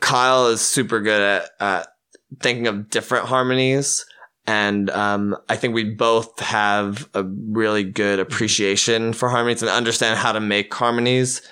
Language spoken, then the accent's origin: English; Hawaii, United States; moved away; growing up in Hawaii, we have kind of a beachy mentality.